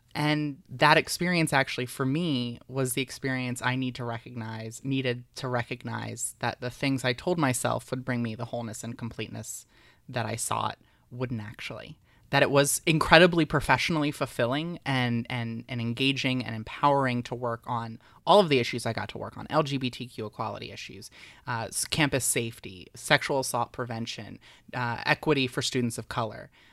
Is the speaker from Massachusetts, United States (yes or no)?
no; Delaware, United States; I was very involved in politics in middle school and high school in my home state. Delaware's very tiny